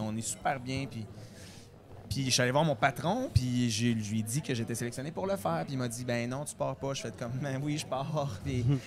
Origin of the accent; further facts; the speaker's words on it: Beauce, Quebec, Canada; Je viens de la Beauce